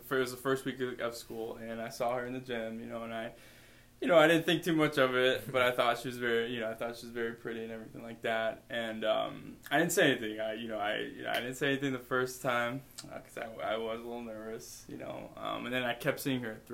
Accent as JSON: {"language": "English", "area": "near Chicago", "region": "Illinois", "country": "United States", "tie": "born or raised there", "also_born_or_lived": "Indiana", "moved": "as an adult", "lives_now": "Davenport, United States", "said": "I grew up near Chicago"}